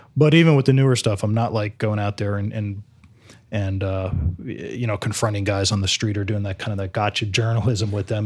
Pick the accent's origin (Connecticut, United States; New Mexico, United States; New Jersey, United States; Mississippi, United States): New Jersey, United States; moved away as an adult; now in St. Petersburg, United States; I grew up in Jersey in the eighties.